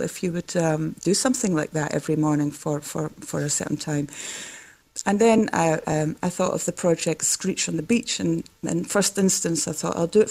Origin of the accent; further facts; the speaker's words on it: Netherlands; accent: Scottish; also born or lived in Glasgow, Scotland; my parents emigrated when I was 4. So I basically grew up in Holland